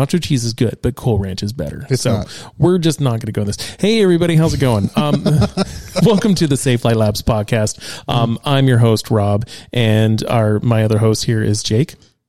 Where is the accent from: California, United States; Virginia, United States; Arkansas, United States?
California, United States; a Cali born and bred, baby.